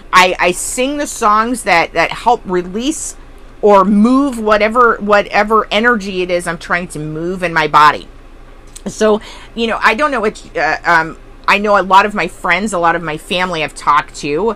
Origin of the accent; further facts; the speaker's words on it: Texas, United States; I was a military brat, but I did a lot of growing up in Texas